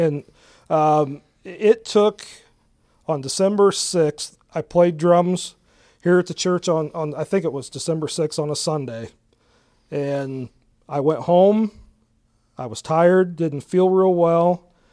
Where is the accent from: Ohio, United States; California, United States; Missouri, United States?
Ohio, United States; Galion; born and raised in Gallion, um, lived here all my life.